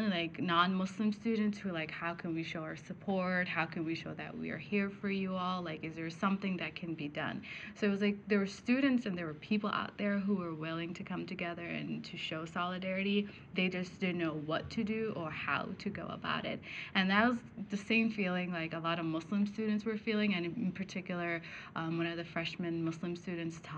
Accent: Eagan, Minnesota, United States; moved away as an adult; now in Sioux Falls, United States; originally I'm from Minnesota. I'm from Eagan, Minnesota

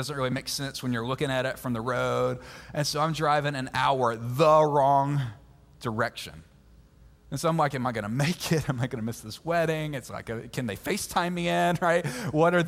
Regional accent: Mississippi, United States; now in Georgia, United States; I grew up most of my life in Mississippi.

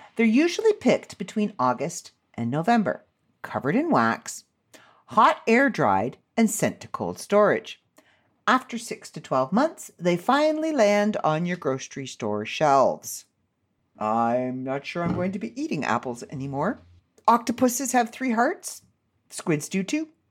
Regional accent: Canada; I'm Canadian

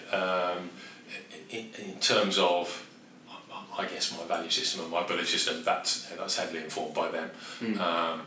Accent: Birmingham, West Midlands, United Kingdom; accent: Brummie; moved away as an adult; also born or lived in London; I'm a Brummie.

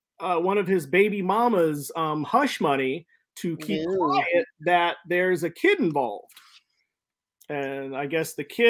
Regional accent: Norfolk, Virginia, United States; moved away; also born or lived in Missouri; I'm originally from Norfolk. So I'm originally from the East Coast, soggy, rainy, London-esque East Coast.

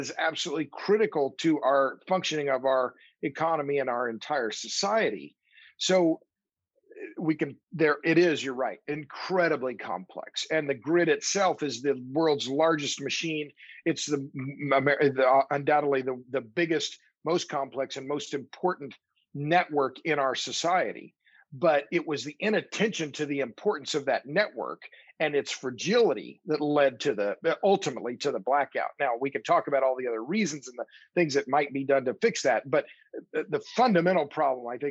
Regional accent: Oklahoma, United States; now in Austin, United States; I'm from Oklahoma

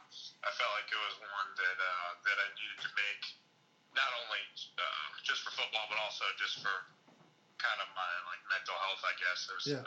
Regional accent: United States; UC. I loved going to school there. Had a lot of good people there. It was cool playing for my hometown team.

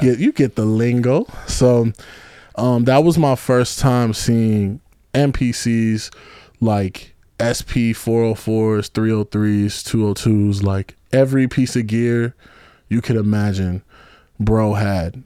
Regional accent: Kenosha, Wisconsin, United States; now in Chicago, United States; I'm from Kenosha, Wisconsin

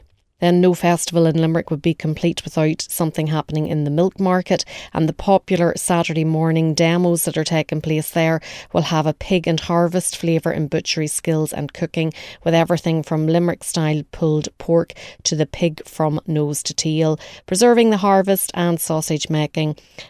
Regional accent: Ballymena, Northern Ireland, United Kingdom; Growing up in Ballymena, County Antrim, during the 70s and 80s

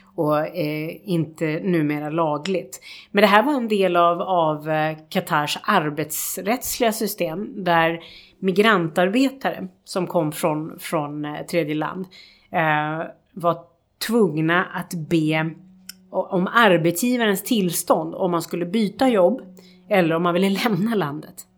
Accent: Sweden; som svenskar

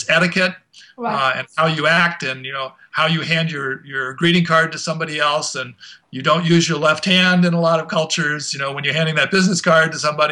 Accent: United States

